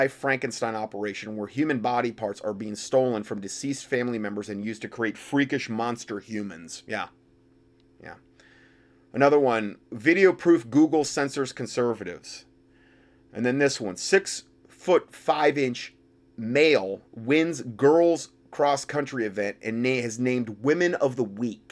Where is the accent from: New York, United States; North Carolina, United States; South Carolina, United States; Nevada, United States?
North Carolina, United States; my home state here of North Carolina.